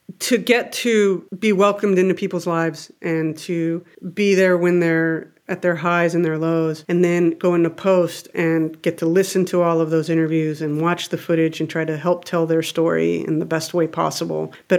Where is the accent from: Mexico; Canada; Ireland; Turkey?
Mexico; Because I grew up in Mexico.